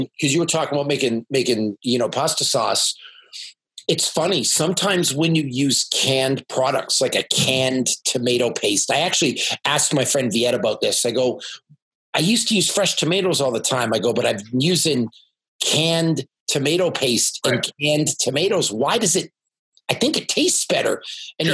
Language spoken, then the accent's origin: English; Canada; I'm from Canada and I speak yeah, French